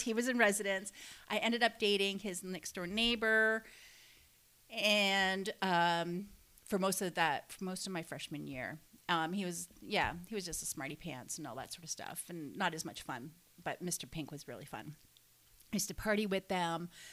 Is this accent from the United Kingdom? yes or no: no; Canada; I stayed in um, my hometown